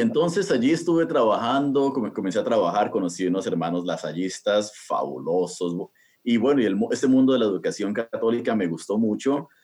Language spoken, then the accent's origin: Spanish; Bogotá, Colombia; now in United States; yo nací en eh, Colombia, ¿no? en, Sudamérica, y nací en Bogotá